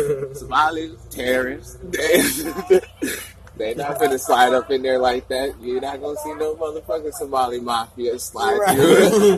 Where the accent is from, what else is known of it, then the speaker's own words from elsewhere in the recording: Northfield, United States; I grew up in Northfield and shit, so I got a lot of white friends and shit like that.